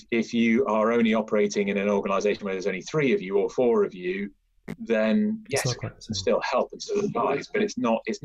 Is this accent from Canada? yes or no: no; United Kingdom; So I grew up in a quite a rural part of the northwest, sort of on the border of North Wales and Cheshire.